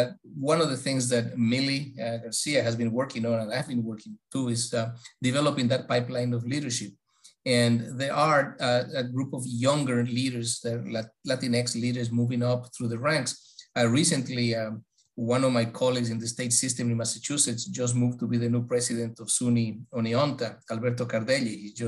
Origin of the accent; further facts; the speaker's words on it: Ecuador; born there; I was born in Ecuador.